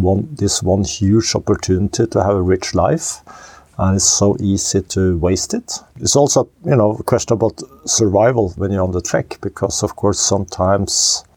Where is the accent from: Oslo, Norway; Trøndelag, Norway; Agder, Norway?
Oslo, Norway; I was born and raised in Oslo, Norway